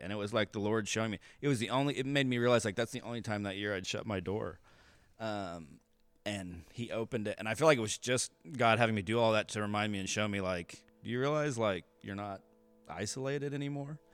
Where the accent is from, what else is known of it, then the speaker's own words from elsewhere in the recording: Kansas City, United States; moved away as an adult; also born or lived in Pittsburg, Kansas / Denton, Texas; I really grew up between Texas and Kansas. Uh, I was born in Pittsburgh, Kansas, lived there till I was three, and then moved to Dennis in Texas. And then we moved back to the suburbs of Kansas City when I was ten